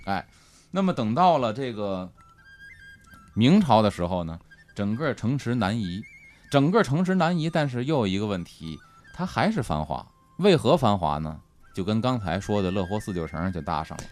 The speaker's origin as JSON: {"language": "Chinese", "region": "Beijing", "country": "China", "tie": "born or raised there", "said": "我从小在北京土生土长"}